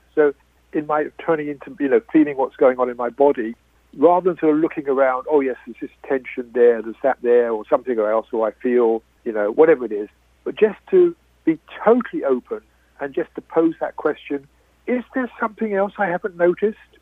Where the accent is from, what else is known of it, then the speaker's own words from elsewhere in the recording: United Kingdom; I am British